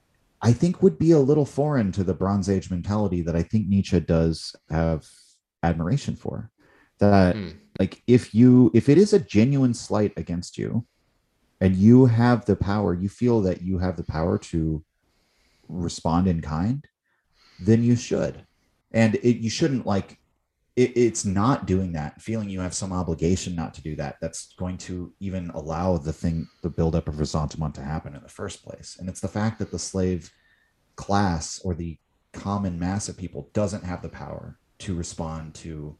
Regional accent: United States; I'm an American

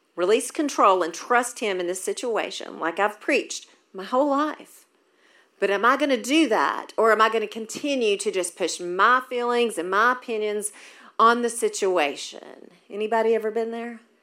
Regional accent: Maryville, United States; moved away; I was raised in Maryville, so this is awesome to be back in my hometown

